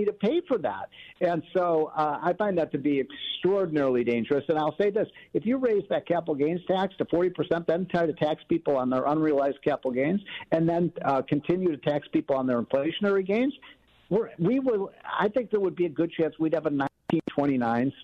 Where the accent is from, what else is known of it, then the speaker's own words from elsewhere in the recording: Illinois, United States; my hometown is Illinois